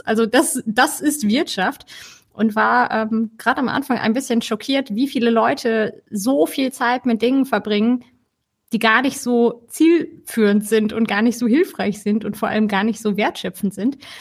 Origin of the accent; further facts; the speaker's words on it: Ruhr area, North Rhine-Westphalia, Germany; moved away as an adult; now in Cologne, Germany; wohne in Köln schon seit fast zehn Jahren, komme ursprünglich eigentlich aus dem Ruhrgebiet.